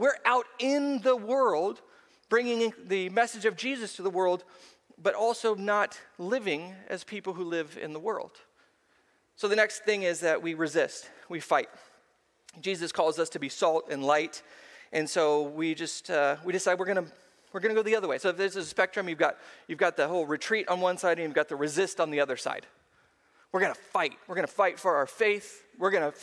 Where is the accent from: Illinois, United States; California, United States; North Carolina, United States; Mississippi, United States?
California, United States; Seal Beach; I grew up at the beach. I was raised in Seal Beach.